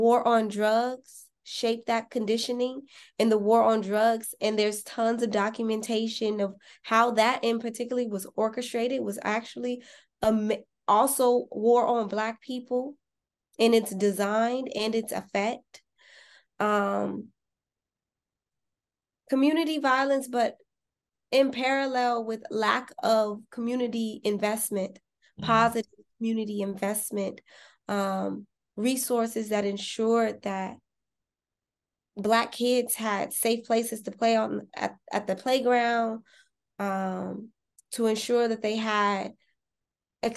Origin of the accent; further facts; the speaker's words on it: Los Angeles, California, United States; I was born and raised in South Central Los Angeles